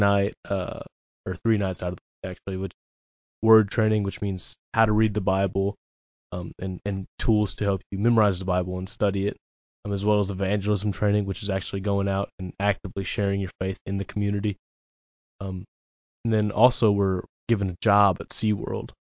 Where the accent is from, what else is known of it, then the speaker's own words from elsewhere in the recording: Dexter, Missouri, United States; also born or lived in Cape Girardeau, Missouri; I grew up in Dexter, which is pretty close to Jackson. Um, moved to Cape when I was eighteen